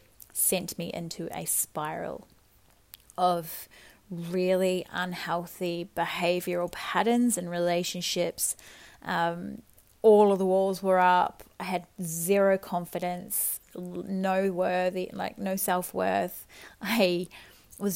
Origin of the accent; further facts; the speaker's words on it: New Zealand; So I'm a Kiwi girl. I grew up in small town New Zealand